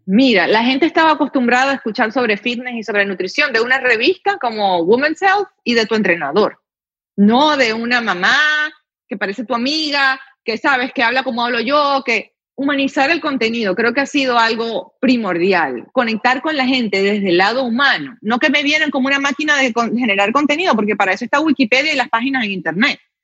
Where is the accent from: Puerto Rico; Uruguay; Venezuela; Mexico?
Venezuela; moved away as an adult; now in United States; en mi país, antes de que llegara todo esto, era un país en el que realmente no era, no era tan difícil surgir